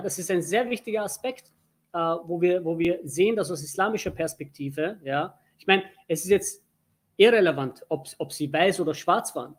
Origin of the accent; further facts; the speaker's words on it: Turkey; Ich bin Türke